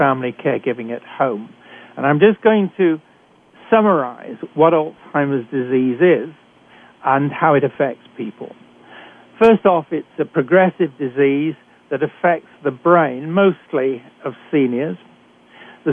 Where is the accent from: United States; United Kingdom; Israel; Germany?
United Kingdom; accent: British; moved away as an adult; also born or lived in Canada; I'm a physician trained in Britain, as you can tell from my accent.